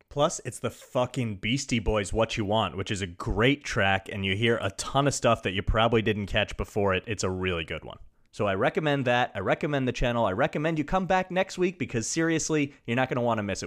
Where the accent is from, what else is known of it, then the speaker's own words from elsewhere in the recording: Long Island, New York, United States; I'm from Long Island. I'm living there right this moment, recording it